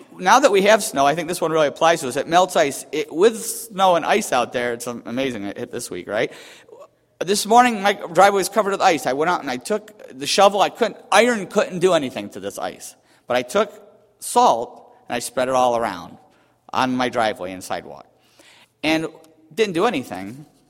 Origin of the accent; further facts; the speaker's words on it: Buffalo, New York, United States; where I grew up in Buffalo area